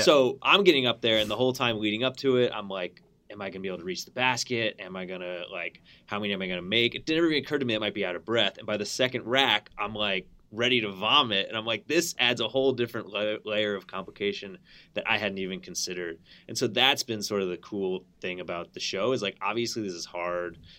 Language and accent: English; Connecticut, United States; I grew up in Connecticut